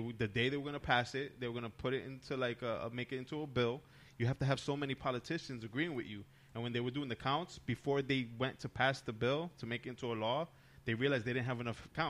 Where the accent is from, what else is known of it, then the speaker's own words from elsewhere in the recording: New Jersey, United States; I was too young to even go to New York by myself back then. That's when I was from New Jersey.